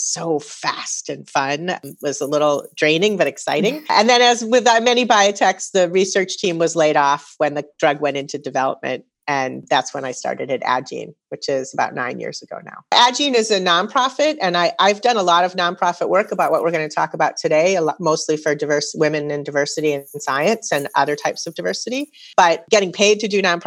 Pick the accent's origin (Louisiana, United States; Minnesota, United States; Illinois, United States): Minnesota, United States; St. Louis Park; moved away; also born or lived in Massachusetts; I grew up in Minnesota and graduated high school in St. Louis Park